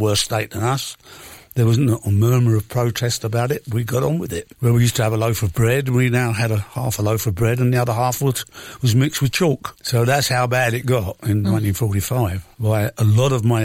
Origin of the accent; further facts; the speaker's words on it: London, United Kingdom; also born or lived in Chiswick / Acton; about 4 miles from where I grew up in Shepherd's Bush